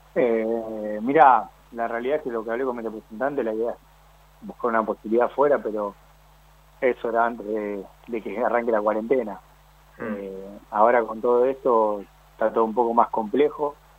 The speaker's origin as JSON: {"language": "Spanish", "region": "Buenos Aires", "country": "Argentina"}